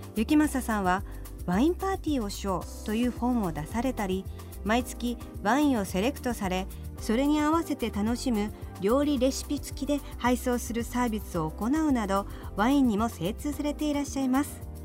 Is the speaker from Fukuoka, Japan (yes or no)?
yes; Fukuoka, Japan; 私たちやっぱり福岡出身